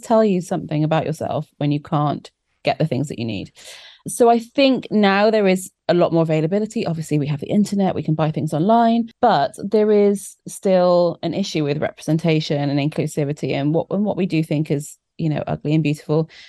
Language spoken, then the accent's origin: English; South Wales, United Kingdom; I grew up in South Wales